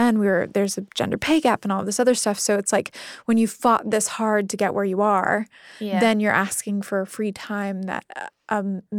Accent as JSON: {"language": "English", "region": "Midwest", "country": "United States", "tie": "born or raised there", "said": "Like, I was raised in the Midwestern United States."}